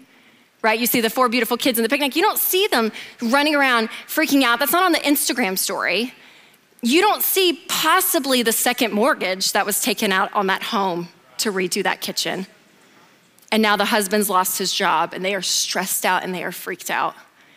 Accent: Nashville, Tennessee, United States; I'm from Nashville, the South, so everything's monogrammed.

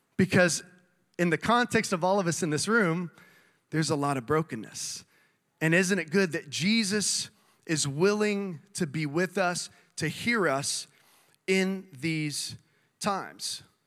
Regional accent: South Texas, United States; moved away; I grew up in South Texas

